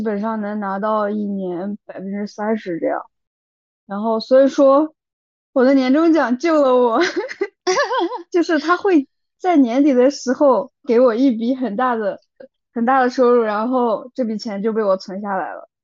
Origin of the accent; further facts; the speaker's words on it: China; moved away as an adult; also born or lived in Europe; 我们中国人的这种血脉开始觉醒